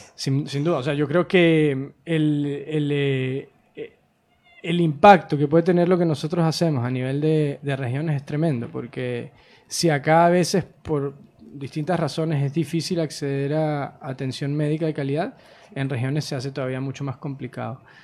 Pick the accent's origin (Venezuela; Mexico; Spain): Venezuela; moved away as an adult; also born or lived in United States; Yo soy venezolano originalmente